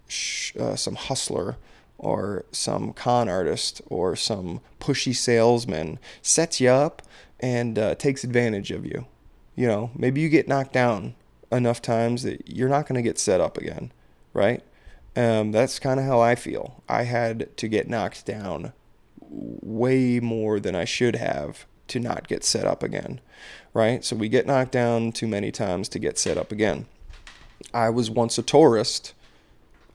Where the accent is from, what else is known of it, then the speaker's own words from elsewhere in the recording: Maryland, United States; I'm from Maryland